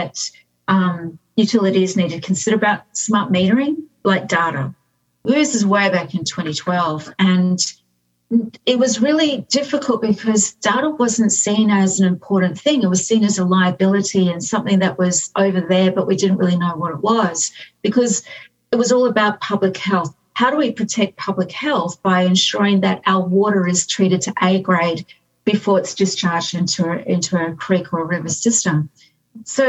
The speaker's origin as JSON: {"language": "English", "town": "Whanganui", "region": "Manawatū-Whanganui", "country": "New Zealand", "tie": "born or raised there", "also_born_or_lived": "Brisbane", "moved": "yes", "lives_now": "Australia", "said": "I was born in New Zealand. And like a lot of New Zealanders, we all come to Australia. And I was born in a place called Whanganui or Whanganui."}